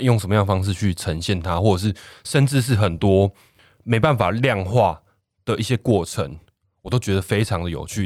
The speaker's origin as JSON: {"language": "Chinese", "region": "Kaohsiung", "country": "Taiwan", "said": "我来自南子区，然后我是一个跟海连结很深的一个孩子，我是海的孩子"}